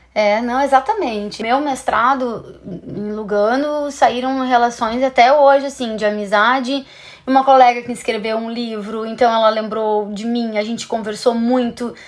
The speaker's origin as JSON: {"language": "Portuguese", "country": "Brazil", "said": "a gente, como brasileiro"}